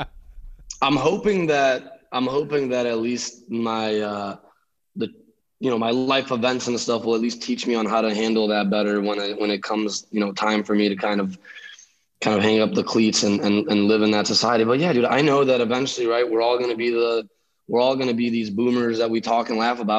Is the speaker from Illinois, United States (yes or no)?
yes; Chicago, Illinois, United States; moved away as an adult; also born or lived in Lithuania / Long Beach; now in San Diego, United States; I'm originally from Chicago. And I moved there when I was 5 from Lithuania